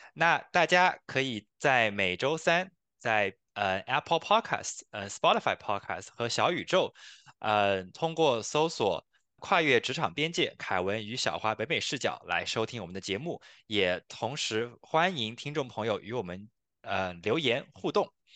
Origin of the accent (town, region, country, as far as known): China; now in Canada